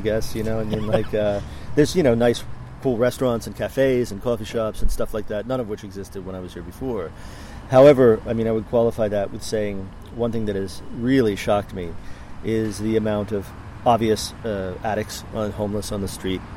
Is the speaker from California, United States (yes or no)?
no; Lancaster, Pennsylvania, United States; born or raised there; moved away as an adult